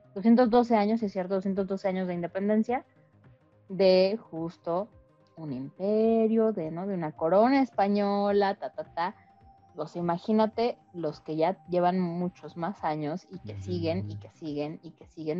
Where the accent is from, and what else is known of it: Mexico